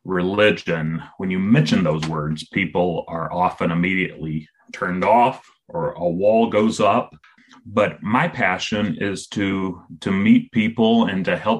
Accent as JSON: {"language": "English", "region": "South Carolina", "country": "United States", "tie": "born or raised there", "also_born_or_lived": "San Francisco, California", "moved": "as an adult", "said": "I grew up in South Carolina here in the United States, kind of Appalachia, what some people would call hillbilly territory."}